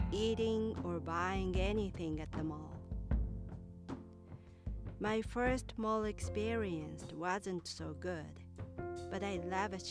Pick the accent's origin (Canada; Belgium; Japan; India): Japan; Kyoto; And my hometown was in Kyoto, that is the next city to Osaka.